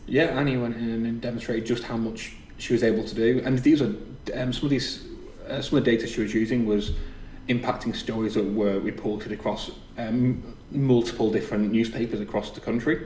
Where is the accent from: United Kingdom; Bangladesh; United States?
United Kingdom; the north of England; accent: northern; my northern accent